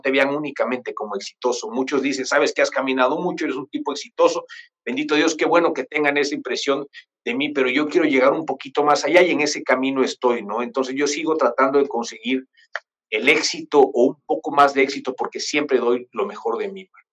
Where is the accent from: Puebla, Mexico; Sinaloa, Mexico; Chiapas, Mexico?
Chiapas, Mexico; also born or lived in Mexico City; yo vivo en Chiapas, en un lugar que se llama Cuarto en Coita